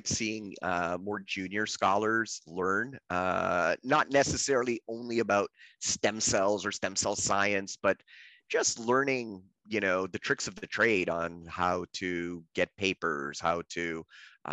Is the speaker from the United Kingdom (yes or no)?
no; Canada; I'm Canadian by birth